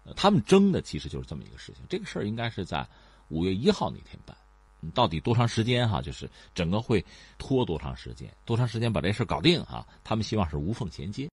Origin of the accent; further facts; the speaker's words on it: China; 对我们中国人来讲